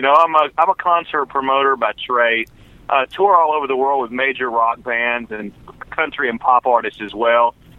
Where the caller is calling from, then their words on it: Nashville, Tennessee, United States; Hello, we're calling you from Nashville, Tennessee.